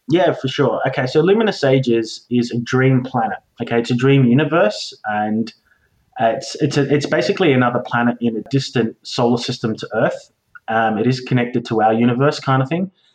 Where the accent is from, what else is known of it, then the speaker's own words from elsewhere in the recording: Australia; I am an Australian, so don't judge me for being an Aussie